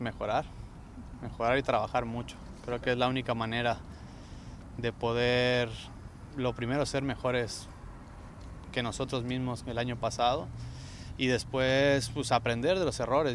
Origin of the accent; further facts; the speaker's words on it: Mexico; moved away; en mi país, me encanta México